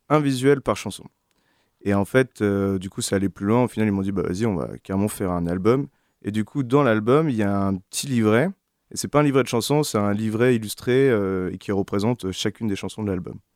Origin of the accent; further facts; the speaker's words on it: Quimperlé, Brittany, France; moi, je suis né à Quimperlé